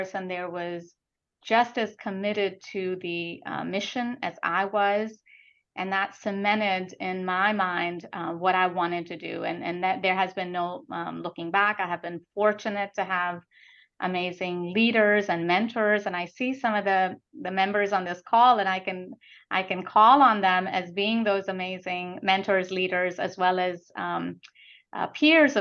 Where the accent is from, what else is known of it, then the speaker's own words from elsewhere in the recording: India; also born or lived in Calcutta, India; now in United States; I was born and brought up in India, in about second, third grade, we were in Calcutta